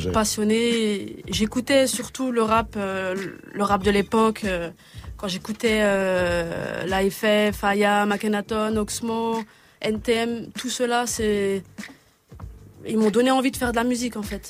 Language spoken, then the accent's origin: French; Montbéliard, Bourgogne-Franche-Comté, France; je viens de Montbéliard, une petite province en Franche-Comté